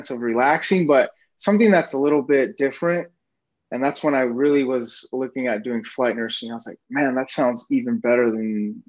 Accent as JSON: {"language": "English", "region": "Nevada", "country": "United States", "tie": "born or raised there", "also_born_or_lived": "Reedley, California", "moved": "as an adult", "lives_now": "Phoenix, United States", "said": "I was born in Reedley, there in Central California. And then I was raised most of my life in Nevada."}